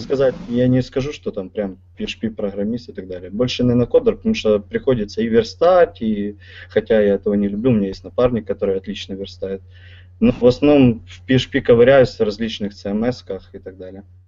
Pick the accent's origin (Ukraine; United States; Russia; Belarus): Ukraine; Kyiv; сам из Киева